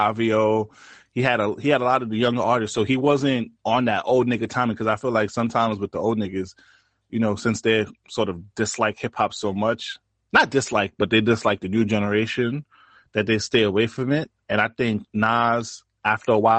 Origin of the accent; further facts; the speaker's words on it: New York City, New York, United States; I'm from Brooklyn